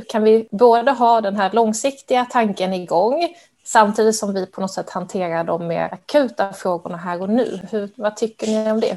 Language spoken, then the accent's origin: Swedish; Skåne, Sweden; now in Stockholm, Sweden; Jag är ju själv skåning